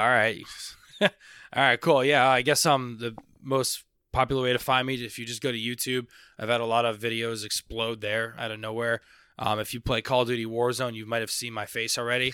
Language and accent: English; Palm Beach, Boca Raton area, South Florida, United States; moved away as an adult; now in Orlando, United States; I grew up in South Florida